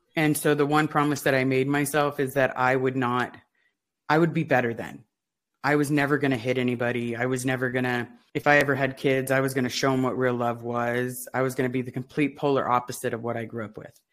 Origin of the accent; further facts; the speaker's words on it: Los Angeles, California, United States; I grew up in the Pac Base area, and that's where the blue buildings are in Los Angeles